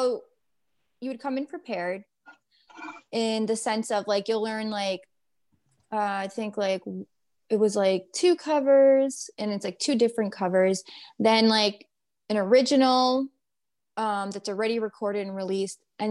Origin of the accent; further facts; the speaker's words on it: New York, United States; we're from New York